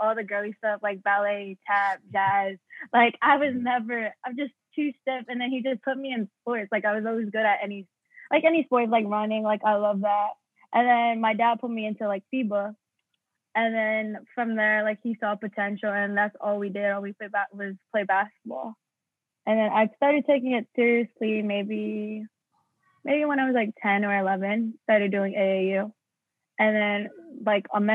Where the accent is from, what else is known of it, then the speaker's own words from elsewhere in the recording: Prince George's County, Maryland, United States; I'm from Prince George's County, Maryland